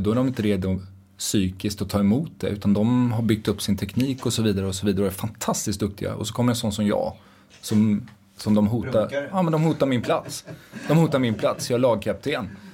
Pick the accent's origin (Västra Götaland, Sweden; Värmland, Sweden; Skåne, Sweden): Västra Götaland, Sweden; Dals-Ed; Jag kommer från Dalsland, från Dals Ed. Jätteliten ort där